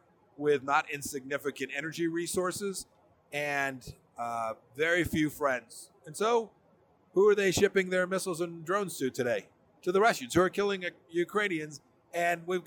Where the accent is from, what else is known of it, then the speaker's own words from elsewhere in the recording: Kansas, United States; I'm from Kansas